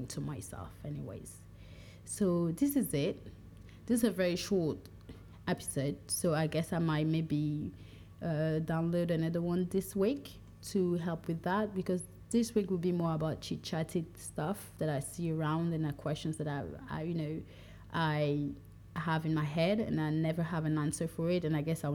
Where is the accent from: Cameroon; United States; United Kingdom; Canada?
Cameroon; moved away; also born or lived in France; When someone asks me where I'm from, sometimes I'll say France, sometimes I'll say Cameroon, but in my deep heart, I'm more from my tribe than anything else